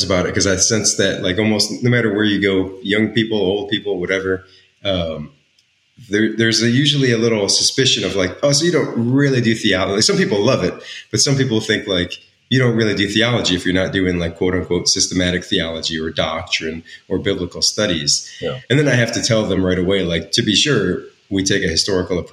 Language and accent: English; Naperville, Illinois, United States; I was born and raised in Naperville, Illinois, so a pretty kind of privileged position to be in the suburbs of Chicago there